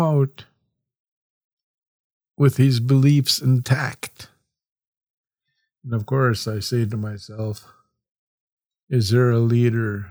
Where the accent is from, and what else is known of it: Canada